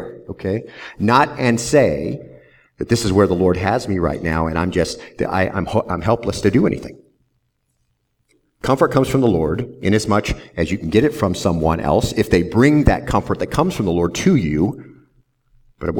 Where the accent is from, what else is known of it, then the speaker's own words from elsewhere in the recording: Southwest Arizona, United States; now in Lynchburg, United States; I grew up in Southwest Arizona